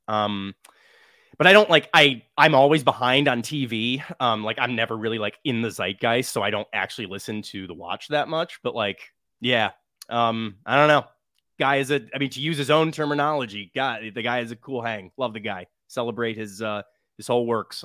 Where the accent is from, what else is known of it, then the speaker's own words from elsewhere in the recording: Midwest, United States; I'm from the Midwest